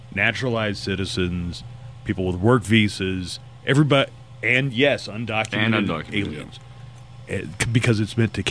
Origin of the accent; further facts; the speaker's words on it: Okmulgee, Oklahoma, United States; a town like my hometown was a boom town